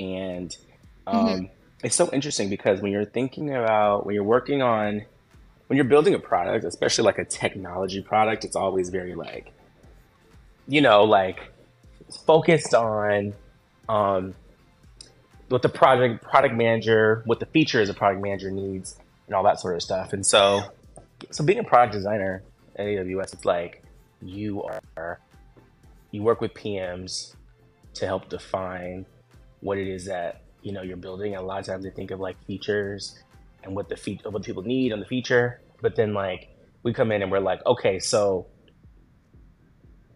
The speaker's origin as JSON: {"language": "English", "region": "Washington", "country": "United States", "tie": "born or raised there", "also_born_or_lived": "Seattle", "moved": "as an adult", "lives_now": "New York City, United States", "said": "I was born in Seattle, but I've lived all over the state. And, you know, college and high school, mostly in Washington"}